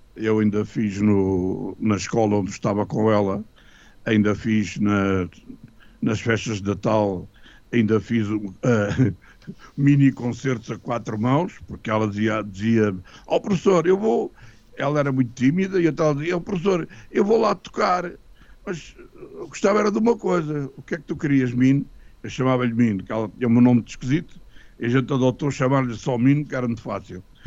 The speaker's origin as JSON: {"language": "Portuguese", "region": "Lisbon", "country": "Portugal", "said": "Sou de Lisboa, freguesia da Pena, mais conhecida pelo Campo de Santana"}